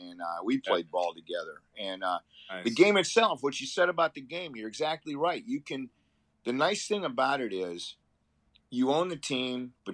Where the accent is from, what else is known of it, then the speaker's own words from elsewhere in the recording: Appleton, Wisconsin, United States; now in Fort Myers, United States; I grew up in Appleton, Wisconsin, just south of Green Bay